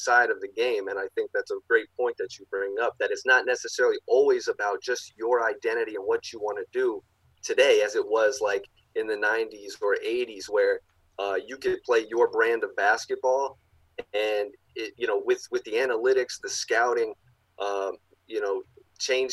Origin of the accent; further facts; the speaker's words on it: North Carolina, United States; I'm from North Carolina.